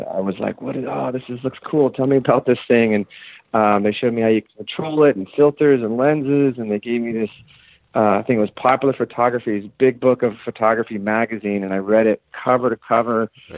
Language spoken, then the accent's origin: English; Oakland, California, United States; also born or lived in Miami, Florida; when I was five, we moved out to California, and I grew up in Oakland and went to all Oakland public schools